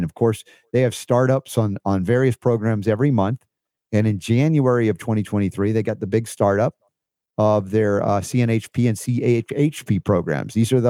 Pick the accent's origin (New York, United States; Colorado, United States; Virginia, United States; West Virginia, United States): New York, United States; moved away; also born or lived in Florida / Georgia; I was a transplanted honorary Southerner from New York. We went to Florida, then we get into Georgia, and Coca-Cola is owned there.